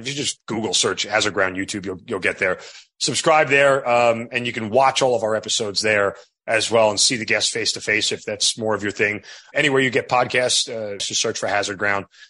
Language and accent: English; New York, United States; 20 years of being an Italian degenerate growing up in New York